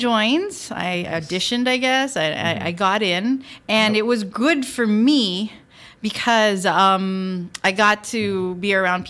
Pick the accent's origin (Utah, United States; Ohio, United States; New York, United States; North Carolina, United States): New York, United States; now in Philippines; I grew up in New York, and then my parents decided to hightail it here to the Philippines.